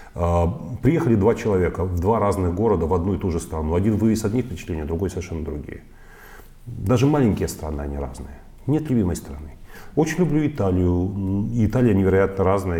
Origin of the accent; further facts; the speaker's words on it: Odesa, Odesa Oblast, Ukraine; moved away as an adult; now in Russia; Украина была страной, в которой я прожил э, с дошкольного периода до 33 лет всю вот важную часть моей жизни, когда я формировался